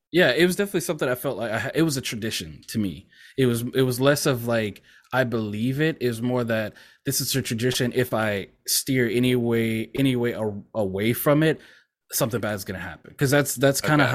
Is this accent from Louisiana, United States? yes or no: yes; Louisiana, United States; also born or lived in Mississippi; my parents moved back to Louisiana, because I was born in Mississippi, but we moved back here when I was like a few months old